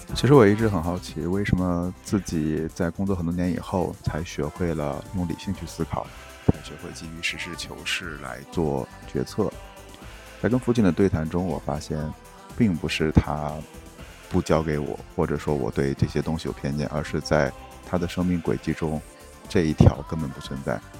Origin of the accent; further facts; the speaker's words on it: Henan, China; accent: Henan dialect; moved away; 我们用河南方言讲的